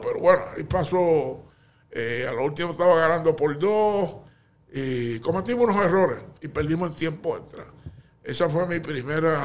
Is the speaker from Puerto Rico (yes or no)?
yes; Canóvanas, Puerto Rico; also born or lived in Santurce; Yo soy de Canóvara